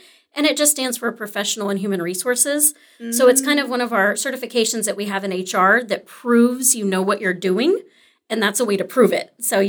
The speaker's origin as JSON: {"language": "English", "town": "Arlington", "region": "Texas", "country": "United States", "tie": "born or raised there", "also_born_or_lived": "Grand Prairie", "said": "I'm actually local. So I was born and raised in Arlington and Grand Prairie, so didn't stray too fa"}